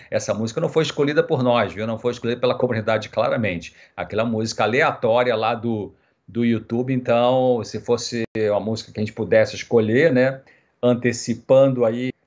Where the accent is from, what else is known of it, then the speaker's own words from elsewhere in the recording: Nova Friburgo, Rio de Janeiro, Brazil; moved away as an adult; now in São José dos Campos, Brazil; Eu nasci em Nova Friburgo, no Rio de Janeiro